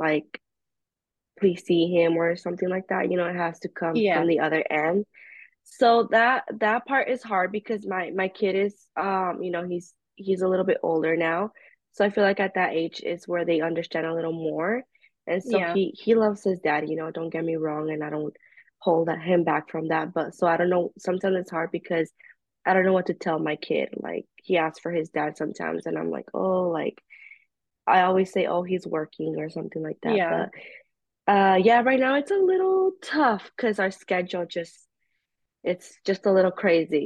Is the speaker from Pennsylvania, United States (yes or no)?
no; California, United States; I'm from California